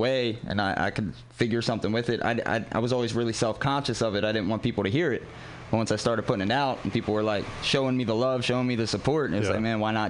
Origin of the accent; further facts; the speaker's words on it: Baltimore, Maryland, United States; moved away as an adult; I'm from Baltimore.